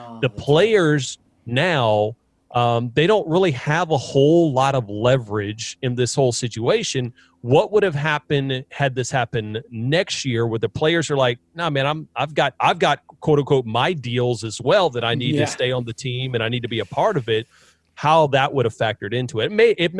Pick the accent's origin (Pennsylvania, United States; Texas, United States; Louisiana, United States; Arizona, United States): Louisiana, United States; Baton Rouge; I'm from Baton Rouge. Everybody in my family went to LSU.